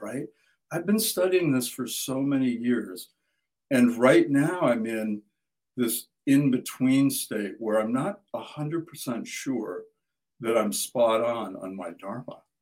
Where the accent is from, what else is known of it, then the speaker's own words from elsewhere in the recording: Midwest, United States; I grew up in the Midwest and farm country